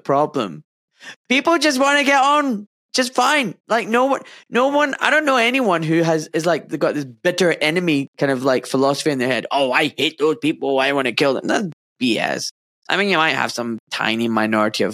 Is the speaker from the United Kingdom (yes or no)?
yes; Scotland, United Kingdom; moved away as an adult; now in England; I was born in Scotland, and I grew up, you know, in Scotland for 26 years, and then I moved down south to England, and I live here now.